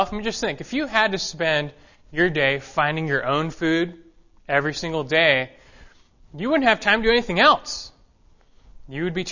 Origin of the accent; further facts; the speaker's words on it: Los Angeles, California, United States; moved away; I was raised in Los Angeles